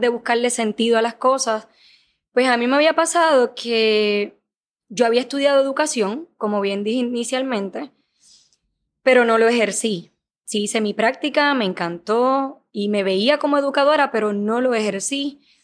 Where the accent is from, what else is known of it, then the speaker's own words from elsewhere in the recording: Puerto Rico; also born or lived in Dominican Republic; Soy puertorriqueña, nací aquí en Puerto Rico, sin embargo mi crianza ha sido entre Puerto Rico y República Dominicana